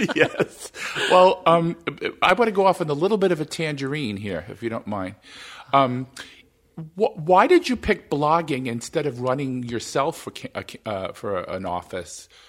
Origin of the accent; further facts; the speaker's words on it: New York, United States; now in Minnesota, United States; I was born in New York